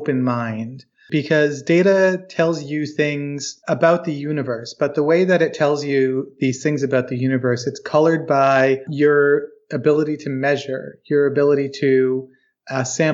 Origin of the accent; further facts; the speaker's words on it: Charlottesville, Virginia, United States; I'm from Charlottesville, Virginia